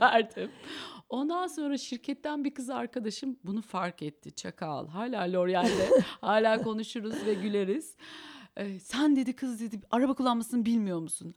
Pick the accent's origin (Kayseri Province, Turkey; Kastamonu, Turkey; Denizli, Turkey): Kayseri Province, Turkey; also born or lived in Eskişehir; now in Istanbul, Turkey; ben Kayseriliyim